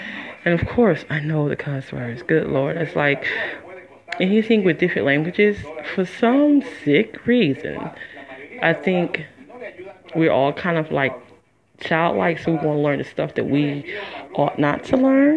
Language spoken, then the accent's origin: English; Detroit, Michigan, United States; moved away as an adult; also born or lived in Las Vegas, Nevada; I'm from Detroit, Michigan